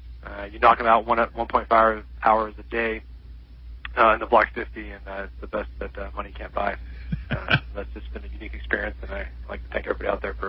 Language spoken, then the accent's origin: English; North Carolina, United States; now in South Carolina, United States; I grew up in North Carolina.